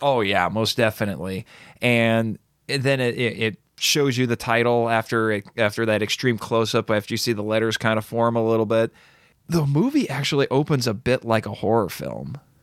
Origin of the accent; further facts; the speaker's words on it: United States; I'm an American